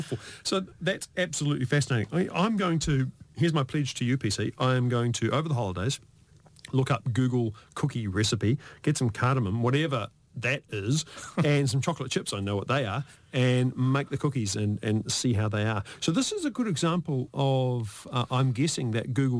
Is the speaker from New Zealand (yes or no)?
yes; New Zealand; We grew up in New Zealand